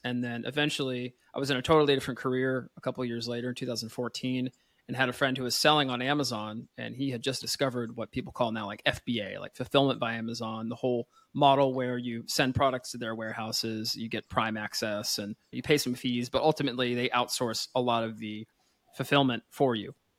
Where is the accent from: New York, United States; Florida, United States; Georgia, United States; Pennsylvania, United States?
Pennsylvania, United States; now in France; I'm from Pennsylvania, though I do live here in France